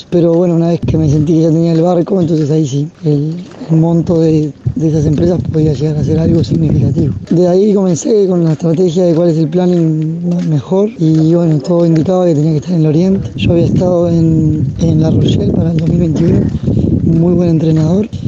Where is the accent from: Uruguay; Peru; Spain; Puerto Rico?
Uruguay; Y como somos los uruguayos, estamos poco acostumbrados a ver otros uruguayos por el resto del mundo.